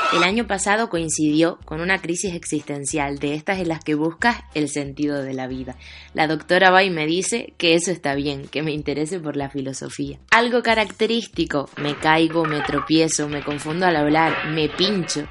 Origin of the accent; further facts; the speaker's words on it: Tenerife, Canary Islands, Spain; moved away as an adult; now in Madrid, Spain; Vengo de Tenerife para estudiar periodismo y comunicación audiovisual en Madrid